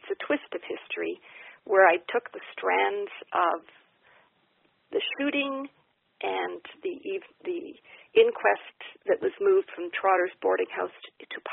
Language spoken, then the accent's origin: English; Kingston, Ontario, Canada; I grew up in Kingston, Ontario